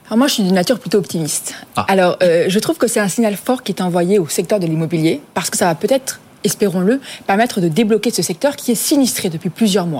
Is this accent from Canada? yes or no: no; France; je vais parler en tant que Française